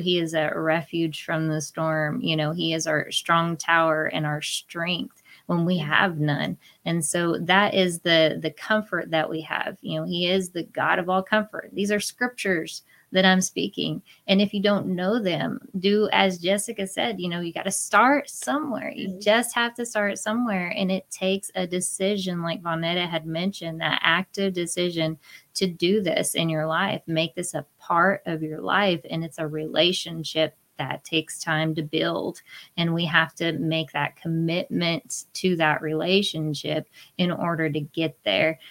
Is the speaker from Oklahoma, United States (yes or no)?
yes; Oklahoma, United States; I'm from Oklahoma